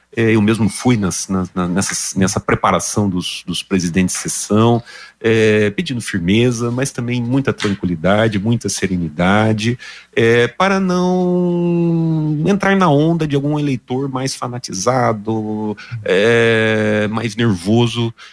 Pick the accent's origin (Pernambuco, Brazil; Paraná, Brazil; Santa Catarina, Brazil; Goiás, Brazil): Paraná, Brazil; Londrina; Aqui em Londrina, é, eu sou londrinense também